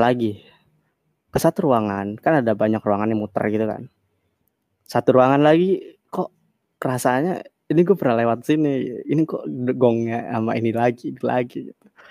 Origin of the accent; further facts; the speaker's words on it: Kebumen, Central Java, Indonesia; now in Bali, Indonesia; Gua emang orang Kebumen, gua orang Kebumen. At least, iya, gua emang orang Jawa Sunda